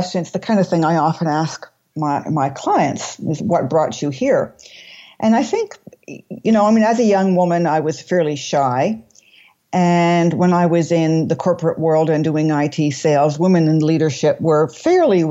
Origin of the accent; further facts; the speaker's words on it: Toronto, Ontario, Canada; moved away as an adult; also born or lived in London, England / Brussels, Belgium / Montreal, Canada; I was born in Toronto, but I have moved around quite a bit in my life